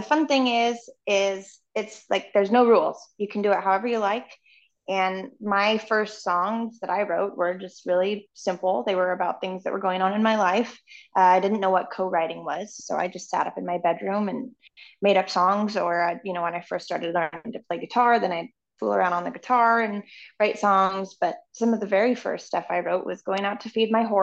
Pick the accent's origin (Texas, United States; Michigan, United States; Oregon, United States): Oregon, United States; Canby; moved away as an adult; also born or lived in Nashville; I'm from this little town called Canby, Oregon